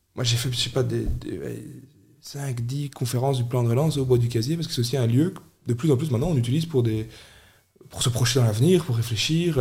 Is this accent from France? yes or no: no; Charleroi, Wallonia, Belgium; also born or lived in Châtelineau; les racines de qui on est en tant que Carolo